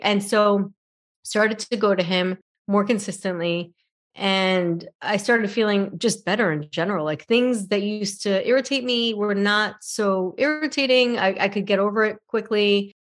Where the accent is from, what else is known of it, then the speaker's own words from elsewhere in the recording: New York, United States; moved away as an adult; also born or lived in San Francisco; I'm originally from New York, and my mom was in New York and wanted me to go back